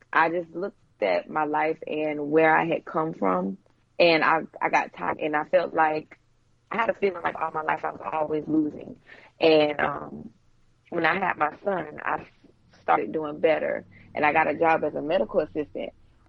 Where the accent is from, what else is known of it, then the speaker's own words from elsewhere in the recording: Ventura, California, United States; I was raised in California, in Ventura. I was born in California. Okay. I was born in Ventura, California. My dad, he was in the Navy, so we moved around quite a lot.